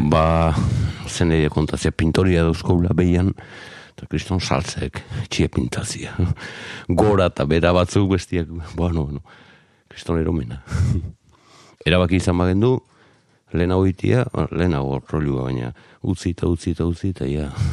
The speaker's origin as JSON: {"language": "Basque", "town": "Zarautz", "region": "Basque Country", "country": "Spain", "tie": "born or raised there", "also_born_or_lived": "Azken Portu", "said": "garoako kaletik bai lehen mamis taberna zegoenaren gainean jaiotako nauke"}